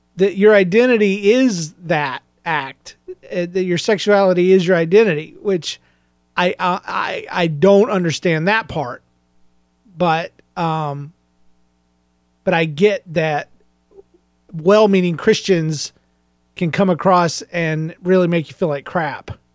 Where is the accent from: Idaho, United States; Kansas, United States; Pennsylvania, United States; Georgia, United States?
Georgia, United States; I was raised in Georgia